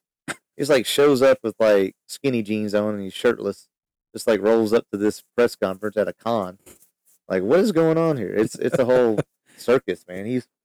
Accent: near Houston, Texas, United States; I grew up in near Houston.

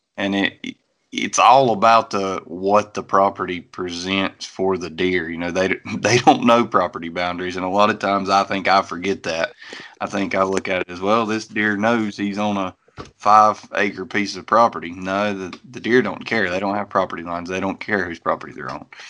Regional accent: North Carolina, United States; I'm from North Carolina

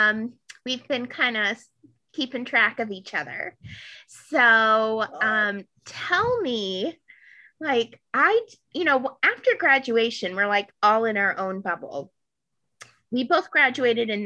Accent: Aurora, Colorado, United States; also born or lived in Denver; I was moving from Denver Public Schools to Cherry Creek Public Schools. And in Arrowhead Elementary in Aurora, Colorado

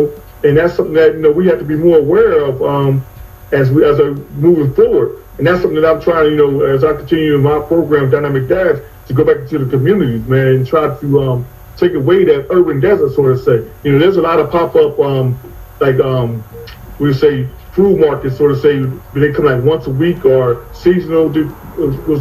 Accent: New Jersey, United States; moved away as an adult; also born or lived in Charlotte, North Carolina; now in Phoenix, United States; I grew up in New Jersey.

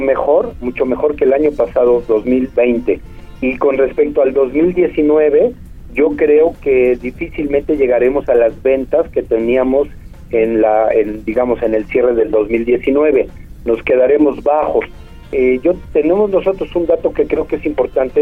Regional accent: Puebla, Mexico; podamos convivir como poblanos

